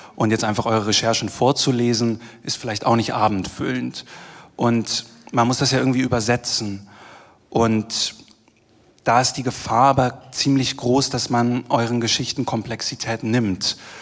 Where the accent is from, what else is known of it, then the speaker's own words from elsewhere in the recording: Germany; accent: German; moved away as an adult; now in Vienna, Austria; der Deutsche